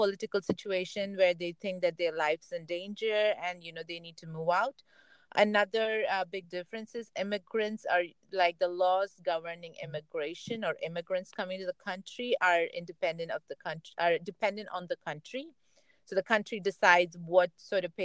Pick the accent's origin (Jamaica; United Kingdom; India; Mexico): India; now in Silicon Valley, United States; Me being Indian